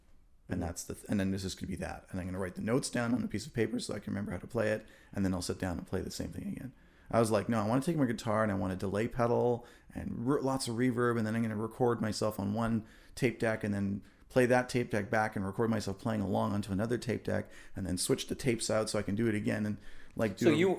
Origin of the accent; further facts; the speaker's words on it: Germany; like my parents let me buy albums when I was a kid growing up in Germany.